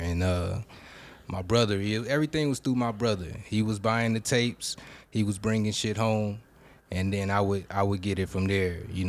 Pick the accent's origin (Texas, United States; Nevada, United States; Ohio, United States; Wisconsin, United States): Texas, United States; Houston; I'm from Houston, and we was listening to …, …, …, ….